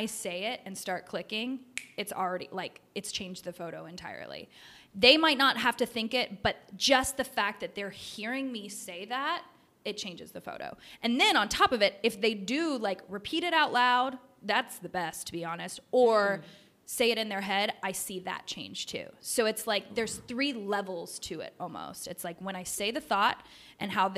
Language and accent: English; the South, United States; I am from the South